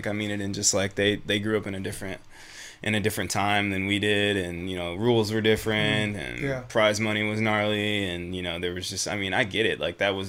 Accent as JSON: {"language": "English", "region": "Michigan", "country": "United States", "moved": "yes", "said": "I'm from Michigan originally"}